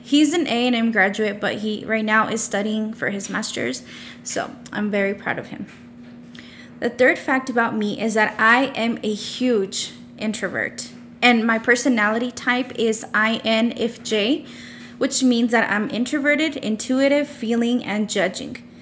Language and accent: English; Odessa, Texas, United States; I was born and raised in Odessa, Texas, and I'm still currently living here